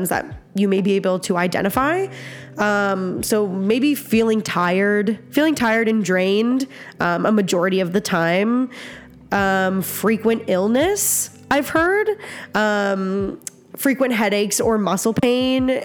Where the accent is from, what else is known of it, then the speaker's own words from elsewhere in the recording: Nova Scotia, Canada; now in Alberta, Canada; I grew up in Nova Scotia